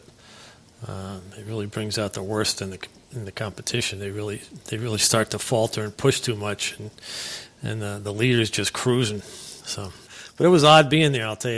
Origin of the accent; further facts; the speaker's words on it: Bridgehampton, New York, United States; also born or lived in Denver, Colorado; Bridgehampton, New York. I grew up small potato farm town, sort of, back then.